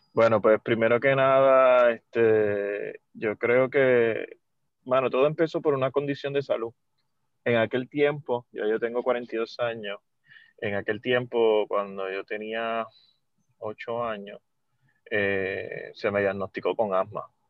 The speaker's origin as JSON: {"language": "Spanish", "town": "Mayagüez", "country": "Puerto Rico", "said": "yo soy de Mayagüez"}